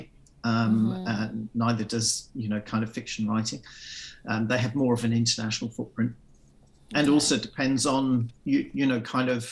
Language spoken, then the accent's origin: English; England, United Kingdom; moved away as an adult; also born or lived in London; now in Australia; I grew up in England, I grew up basically as an Australian